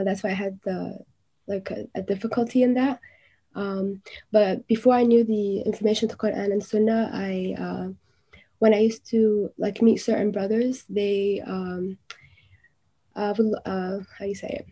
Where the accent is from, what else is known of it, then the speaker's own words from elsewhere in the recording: New York City, New York, United States; I was born and raised in Brooklyn, New York, New York City.